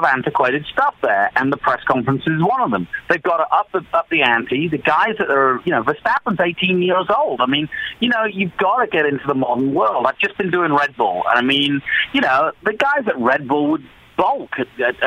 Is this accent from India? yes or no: no; England, United Kingdom; moved away; as a little boy growing up in England